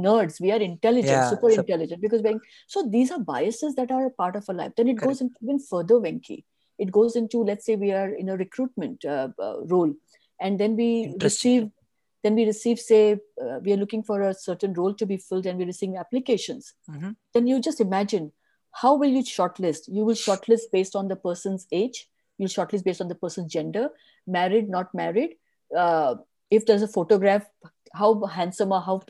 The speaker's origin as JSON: {"language": "English", "region": "South India", "country": "India", "said": "I'm also from South India"}